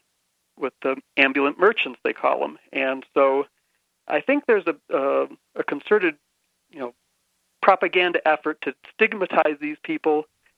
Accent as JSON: {"language": "English", "country": "United States", "lives_now": "Bogota, Colombia", "said": "Yeah, I'm. I'm teaching English here."}